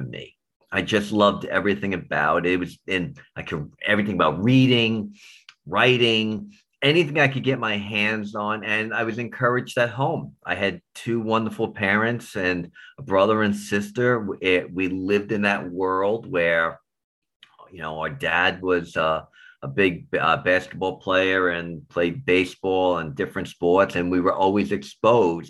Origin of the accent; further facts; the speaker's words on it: New York City, New York, United States; I was born and raised in the Bronx